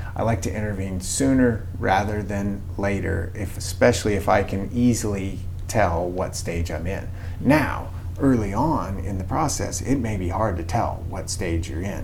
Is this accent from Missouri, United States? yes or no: yes; Missouri, United States; moved away as an adult; also born or lived in Mississippi; now in Kansas, United States; I actually grew up in Missouri around cattle